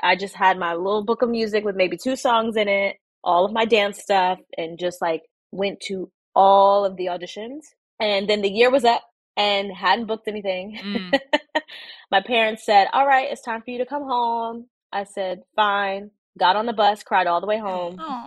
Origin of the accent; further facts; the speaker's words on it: Newport News, Virginia, United States; I grew up in Newport News, Virginia